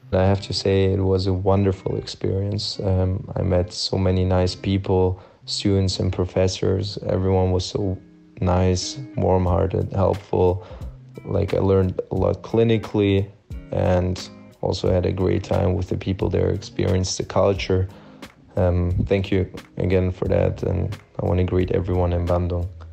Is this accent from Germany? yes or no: yes; Stuttgart, Baden-Württemberg, Germany; moved away as an adult; now in Belgrade, Serbia; I'm from Stuttgart, Germany